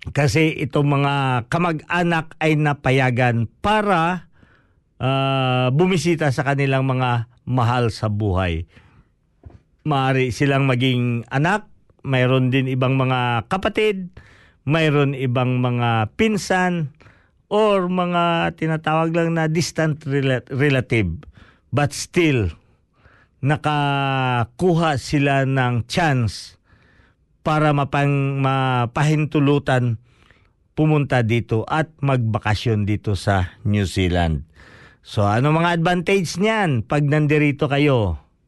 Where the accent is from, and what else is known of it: Philippines; moved away